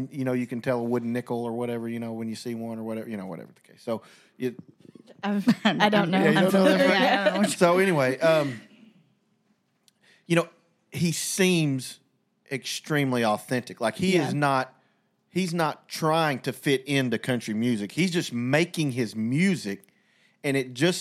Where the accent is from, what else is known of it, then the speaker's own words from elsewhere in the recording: United States; As an American red-blooded capitalist